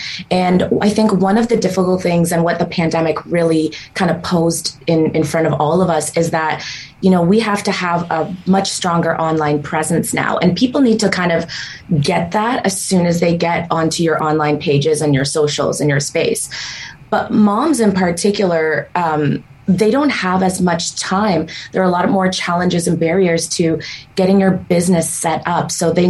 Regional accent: Ukraine; also born or lived in Israel / Canada; Ukraine, and then Israel, and then Canada.

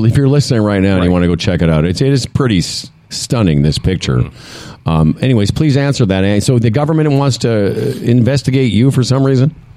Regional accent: Saskatchewan, Canada; moved away; I'm from Saskatchewan originally

